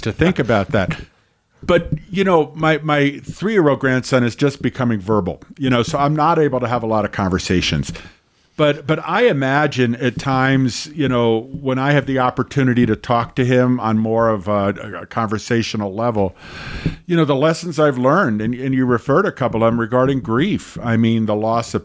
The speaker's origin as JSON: {"language": "English", "town": "New York City", "region": "New York", "country": "United States", "tie": "born or raised there", "said": "I grew up in the New York City area"}